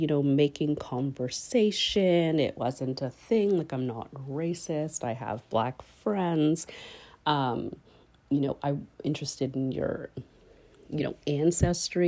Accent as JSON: {"language": "English", "country": "Canada", "tie": "born or raised there", "said": "I was born here in Canada"}